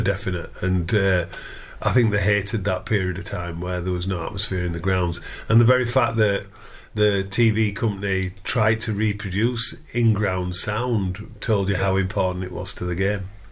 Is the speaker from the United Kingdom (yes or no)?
yes; Wakefield, Yorkshire and the Humber, United Kingdom; for Wakefield Trinity. So I signed for my hometown club.